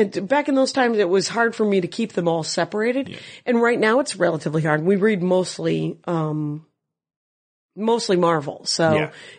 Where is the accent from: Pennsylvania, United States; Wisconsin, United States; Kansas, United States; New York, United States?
Wisconsin, United States; I'm from Wisconsin.